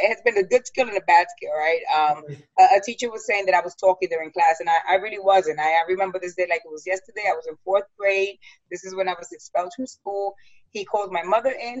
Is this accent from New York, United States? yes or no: yes; New York City, New York, United States; moved away as an adult; now in Westchester, United States; growing up in the South Bronx and coming from a broken home